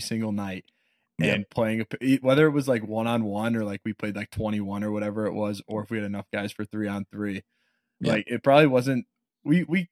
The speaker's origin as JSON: {"language": "English", "town": "Chicago", "region": "Illinois", "country": "United States", "tie": "born or raised there", "said": "I grew up in the Chicago area, just in the west suburbs"}